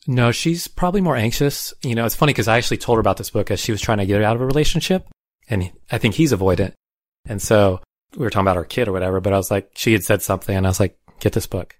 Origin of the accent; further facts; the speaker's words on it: Tucson, Arizona, United States; I grew up in Tucson